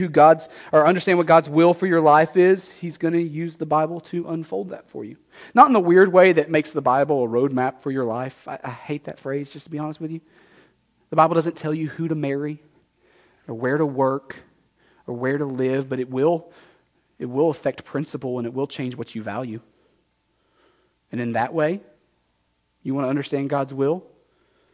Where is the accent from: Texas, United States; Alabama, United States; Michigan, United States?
Texas, United States; moved away as an adult; now in Nashua, United States; I grew up in Texas, as you can tell